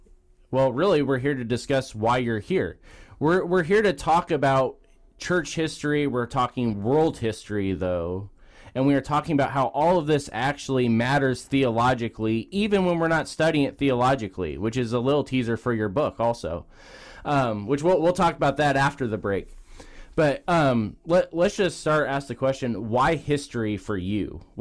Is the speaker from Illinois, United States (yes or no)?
yes; Illinois, United States; Although I am from Illinois, I am not from